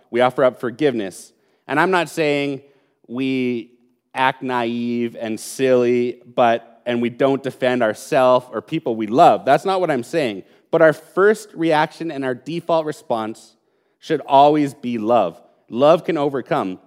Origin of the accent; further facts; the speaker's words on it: Calgary, Alberta, Canada; I was born in Calgary. I was raised in Calgary, and I've lived most of my life in Calgary